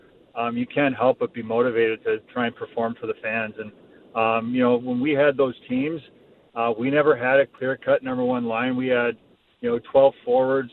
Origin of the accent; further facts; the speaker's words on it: Toronto, Ontario, Canada; moved away; also born or lived in Vancouver / Buffalo; growing up in Toronto